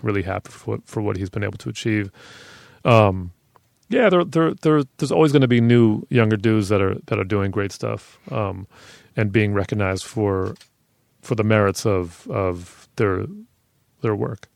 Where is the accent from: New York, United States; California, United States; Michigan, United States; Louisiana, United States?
New York, United States; New York City; I grew up on ninety-six in Madison